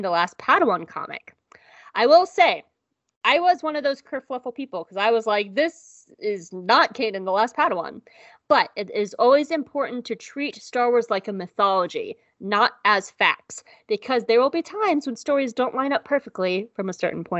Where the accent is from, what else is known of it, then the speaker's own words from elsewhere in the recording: the South, United States; I am from the South